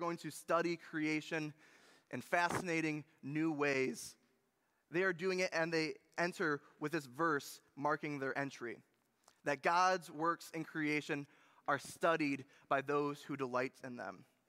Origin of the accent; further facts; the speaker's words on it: Munising, Michigan, United States; I think that my hometown and my wife's hometown in Munising, Michigan, is one of the most beautiful places in the entire world. It is on the shore of Lake Superior in the Upper Peninsula of Michigan.